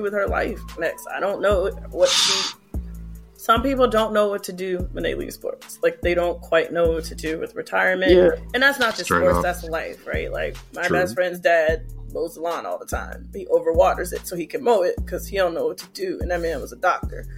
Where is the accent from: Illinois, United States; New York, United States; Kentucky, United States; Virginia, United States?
Virginia, United States; Petersburg; I'm from Petersburg.